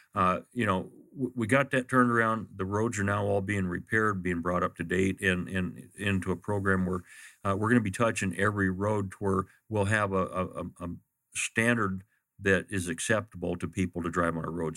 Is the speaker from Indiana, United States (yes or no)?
no; Glendale, Arizona, United States; I grew up in Maryville. I, I lived in a John F. Long home at, uh, Osborne and Fifty-First Avenue